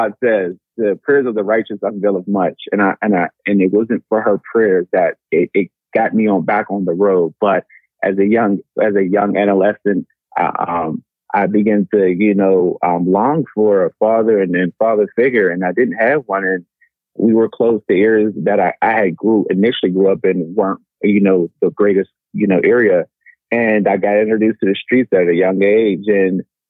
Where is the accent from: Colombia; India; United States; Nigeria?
United States; Pittsburgh, Pennsylvania; I'm originally from Pittsburgh, Pennsylvania. I was raised by a single mom